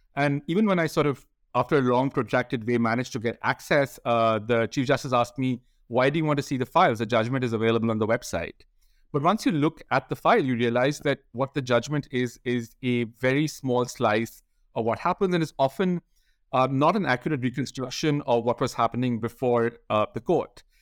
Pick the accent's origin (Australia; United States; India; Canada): India; I grew up in India, and I went to law school as an undergraduate